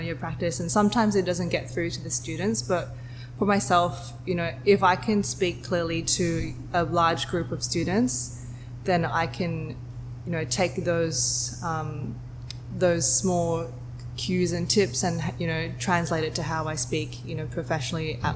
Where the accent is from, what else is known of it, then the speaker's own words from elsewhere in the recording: Sydney, New South Wales, Australia; moved away as an adult; also born or lived in Hong Kong / Singapore; I was born in Sydney. I grew up in Sydney most of my life